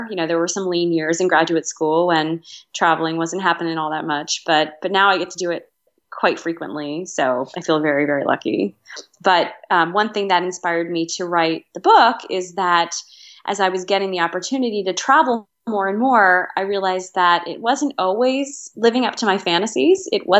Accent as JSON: {"language": "English", "town": "Reading", "region": "Pennsylvania", "country": "United States", "tie": "born or raised there", "said": "I grew up in Reading, Pennsylvania, which is in southeastern Pennsylvania, kind of near Philadelphia."}